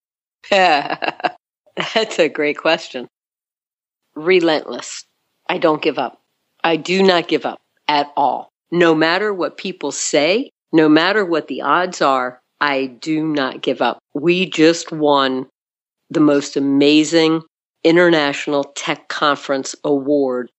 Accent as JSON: {"language": "English", "region": "South Florida", "country": "United States", "tie": "born or raised there", "said": "So I was born in South Florida, and I was born one of five kids."}